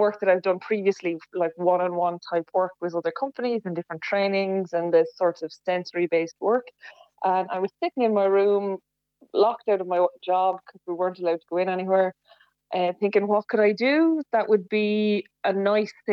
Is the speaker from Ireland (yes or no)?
yes; Bagnalstown, Leinster, Ireland; also born or lived in Carlow Town; now in Carlow, Ireland; I'm from Bagnallstown, but based in Carlow Town at the moment